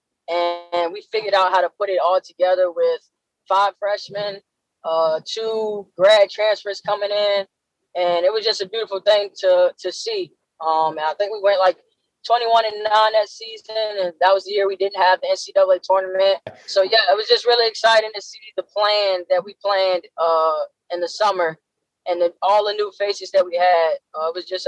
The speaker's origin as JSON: {"language": "English", "region": "Virginia", "country": "United States", "said": "I'm from Virginia"}